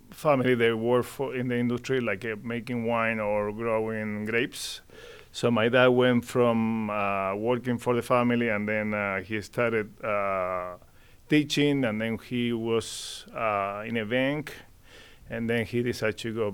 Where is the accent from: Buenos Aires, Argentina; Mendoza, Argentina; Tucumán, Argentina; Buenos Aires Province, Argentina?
Mendoza, Argentina; Mendoza, uh, which is the wine country down in Argentina, biggest producer of wine right there.